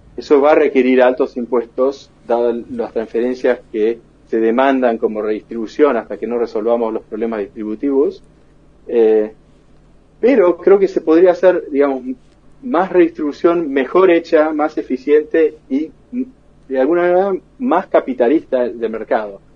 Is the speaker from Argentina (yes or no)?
yes; Argentina; moved away as an adult; now in Boston, United States; los argentinos